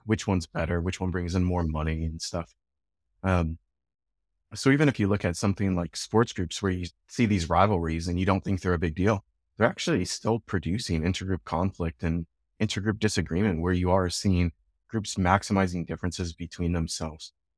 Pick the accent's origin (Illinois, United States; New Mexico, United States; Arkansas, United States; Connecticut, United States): Illinois, United States; Chicago; now in Edmonton, Canada; I'm from Chicago, and we have the Cubs and the Sox